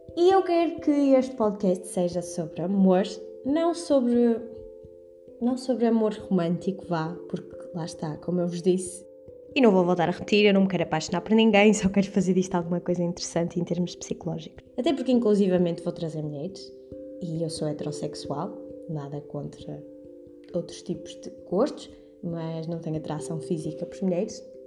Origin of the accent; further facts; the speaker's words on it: Porto, Norte, Portugal; moved away as an adult; now in Coimbra, Portugal; sou do Porto, mas estudo em Coimbra